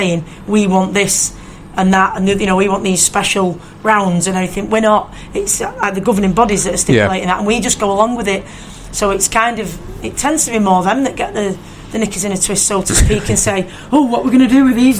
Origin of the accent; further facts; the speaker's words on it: United Kingdom; as a British boxing fan